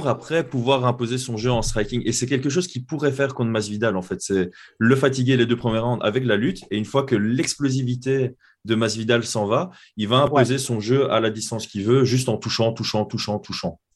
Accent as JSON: {"language": "French", "country": "Belgium", "said": "chez nous en Belgique"}